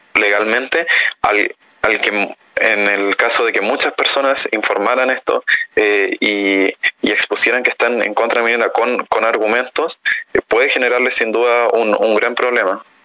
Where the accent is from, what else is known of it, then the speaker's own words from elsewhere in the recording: Chile; como país, como Estado chileno